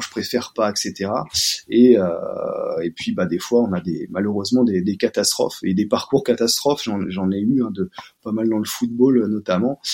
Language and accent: French; Paris, Île-de-France, France; also born or lived in Montpellier; je suis de Paris